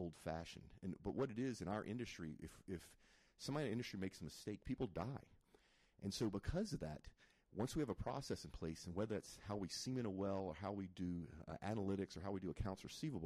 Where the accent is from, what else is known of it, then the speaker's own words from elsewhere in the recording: Zachary, Louisiana, United States; also born or lived in Mandeville, Louisiana / Metairie, Louisiana; I'm actually from Louisiana. I'm from North Louisiana, which is Baton Rouge, a little town called Zachary.